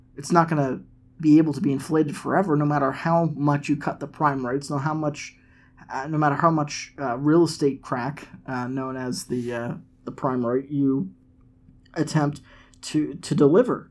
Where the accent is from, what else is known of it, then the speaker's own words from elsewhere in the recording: Massachusetts, United States; now in Nashville, United States; all the way from my home state of Massachusetts